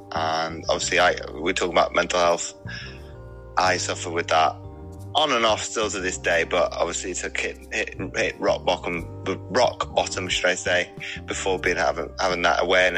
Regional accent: Belgium; moved away as an adult; now in Wales, United Kingdom; No, because my family were both in the military, mum and dad. Yeah. I grew up in Belgium for 19 years.

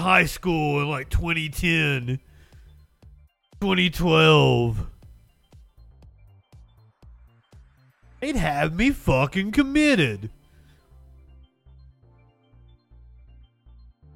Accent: Appalachia, United States; accent: Appalachian; growing up in Appalachia. I was in the mountains all the fucking time as a kid

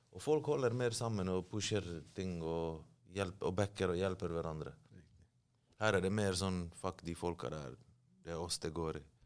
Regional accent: Bergen, Vestland, Norway; accent: Bergen dialect with rolled R; also born or lived in Bosnia and Herzegovina; Løvstakken, der jeg er fra, ligger veldig nær sentrum

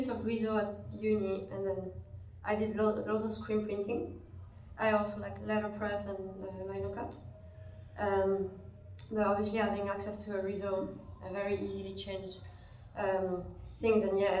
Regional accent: French Basque Country, Nouvelle-Aquitaine, France; also born or lived in Paris; now in Glasgow, United Kingdom; I'm from the French part of Basque Country. First I studied fresco and mosaics in Paris, and then I studied communication with illustration in the Glasgow School of Art. So I've been living in Glasgow for 7 years.

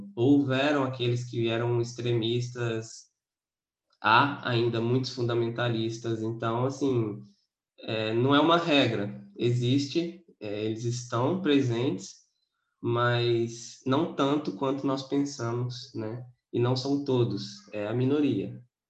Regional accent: interior of Espírito Santo, Brazil; now in Vitória, Brazil; sou de Vitória, Espírito Santo. Na verdade, sou do interior, mas moro em Vitória.

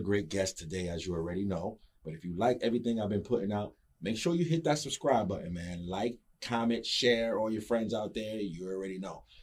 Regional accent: New York City, New York, United States; I'm from New York originally. 718

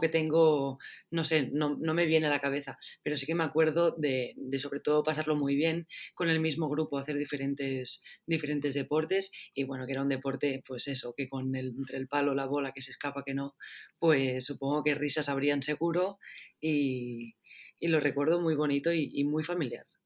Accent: Rubí, Catalonia, Spain; now in Barcelona, Spain; nací en Barcelona, pero he estado muchos años en Rubí y ahora vuelvo a estar otra vez en Barcelona.

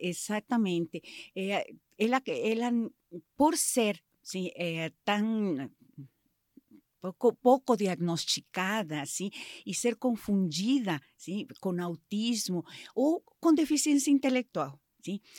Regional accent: Mexico; Portuguese is a second language; moved away as an adult; now in Brazil; Sou mexicana, sou, sou mãe da Anaí do Rafael já faz 20, quase 25 anos que moro aqui no Brasil

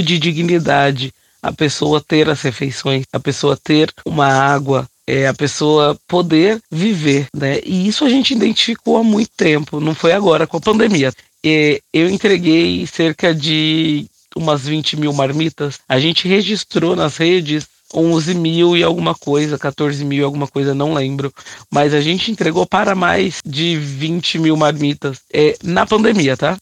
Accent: São Paulo, Brazil; born or raised there

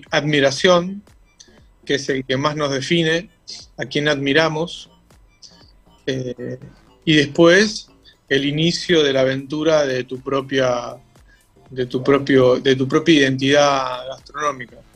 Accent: Rosario, Santa Fe, Argentina; also born or lived in Callao de Catamarca; nosotros vinimos de Rosario, vivíamos en Callao de Catamarca, y llegamos, mi papá trabajaba este, con Hacienda

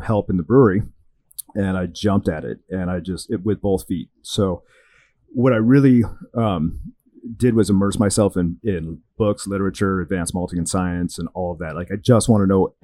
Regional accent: Portland, Oregon, United States; moved away as an adult; also born or lived in Scottsdale, Arizona; now in Fort Lauderdale, United States; I'm originally from the Pacific Northwest, Portland, Oregon area, drinking great craft beer in high school.

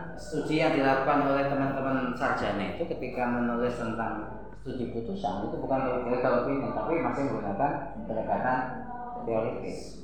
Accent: Java, Indonesia; saya orang Jawa

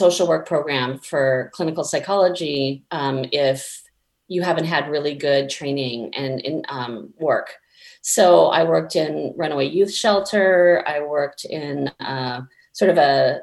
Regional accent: Palo Alto, California, United States; now in Portland, United States; I was raised mostly in the Bay Area of California and Palo Alto

